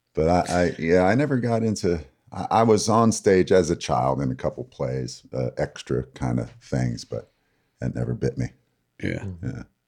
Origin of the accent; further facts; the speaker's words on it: Lansing, Michigan, United States; now in Bloomingdale, United States; I grew up in Lansing, Michigan